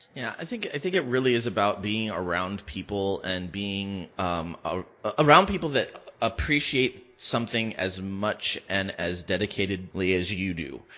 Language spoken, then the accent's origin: English; West Covina, California, United States; now in Palm Springs, United States; growing up in West Covina